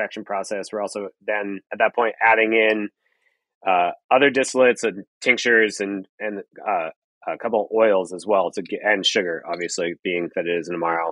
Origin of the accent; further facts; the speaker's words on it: Canada; now in Seattle, United States; Being Canadian